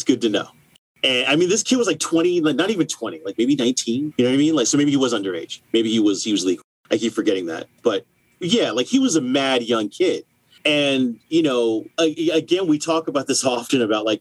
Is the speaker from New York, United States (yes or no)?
no; New Jersey, United States; I was born in New Jersey and I went to grade school in Jersey.